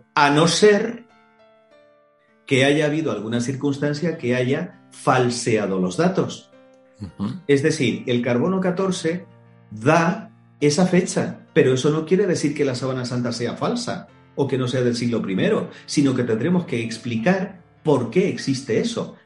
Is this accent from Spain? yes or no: yes; Tenerife, Canary Islands, Spain; yo soy oriundo de Canarias, de Tenerife